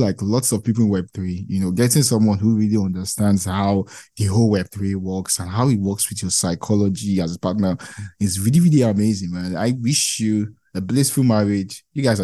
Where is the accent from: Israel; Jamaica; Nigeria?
Nigeria; I'm from Nigeria